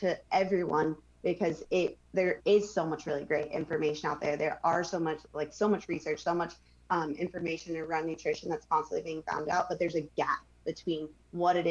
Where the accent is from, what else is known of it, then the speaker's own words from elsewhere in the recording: Manhattan Beach, California, United States; growing up in Manhattan Beach